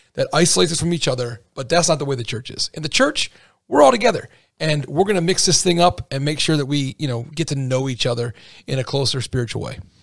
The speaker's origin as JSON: {"language": "English", "region": "Pennsylvania", "country": "United States", "moved": "yes", "lives_now": "Indiana, United States", "said": "I'm from Pennsylvania"}